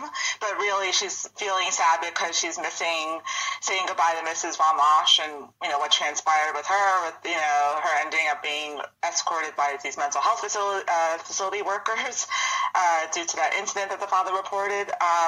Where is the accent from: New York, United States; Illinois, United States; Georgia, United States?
New York, United States; accent: Long Island; I'm from Long Island. I grew up on Long Island.